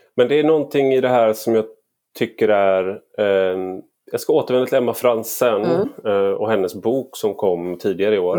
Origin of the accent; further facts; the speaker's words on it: Gothenburg, Västra Götaland, Sweden; jag är göteborgare i grunden